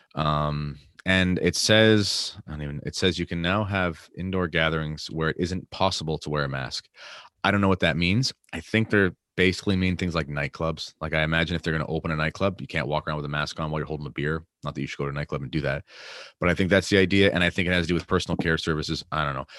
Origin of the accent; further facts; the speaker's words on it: Canada; I'm obviously Canadian